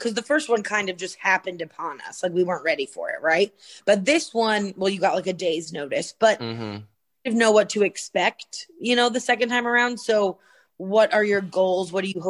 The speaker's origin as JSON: {"language": "English", "region": "Pennsylvania near the Philadelphia area", "country": "United States", "accent": "American", "moved": "yes", "lives_now": "Florida, United States", "said": "Native Floridian now, mind you. I'm originally from Pennsylvania near the Philadelphia area."}